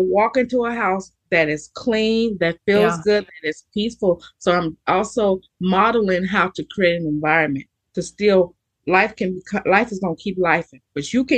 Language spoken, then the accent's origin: English; Texas, United States; also born or lived in Allen, Texas; I'm from Texas, right? I lived in Allen, Texas